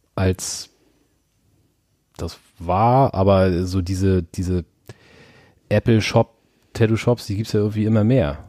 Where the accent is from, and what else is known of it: Germany; moved away